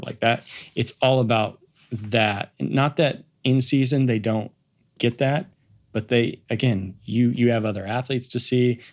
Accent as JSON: {"language": "English", "town": "Kansas City", "country": "United States", "tie": "born or raised there", "moved": "yes", "said": "I grew up in Kansas City"}